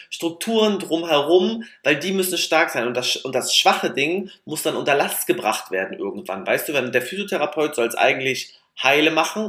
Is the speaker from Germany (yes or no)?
yes; Mecklenburg-Vorpommern, Germany; wir sind halt auch Mecklenburger Trantüten